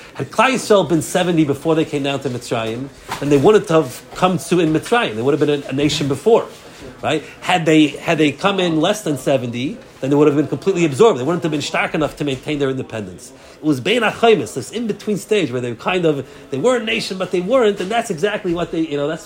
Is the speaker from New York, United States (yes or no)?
yes; New York, United States; moved away; also born or lived in Lakewood, New Jersey; I grew up in New York